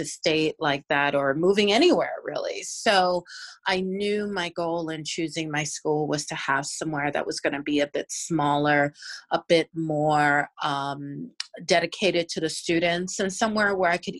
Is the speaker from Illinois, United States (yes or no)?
no; Virginia, United States; moved away; I'm from Virginia.